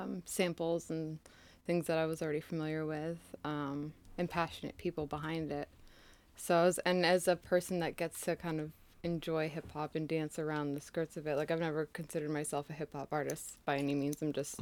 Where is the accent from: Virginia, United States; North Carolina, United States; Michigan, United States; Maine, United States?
Maine, United States; Portland; Yes. Portland, Maine.